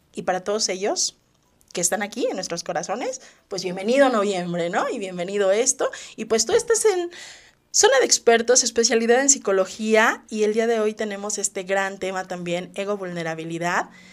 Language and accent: Spanish; Mexico; nosotros, todos los mexicanos